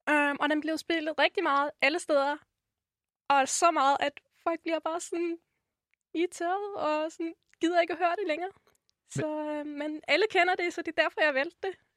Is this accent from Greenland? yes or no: no; Rotenburg an der Wümme, Lower Saxony, Germany; Danish is a second language; moved away as an adult; now in Copenhagen, Denmark; født i Tyskland og opvokset der i 21 år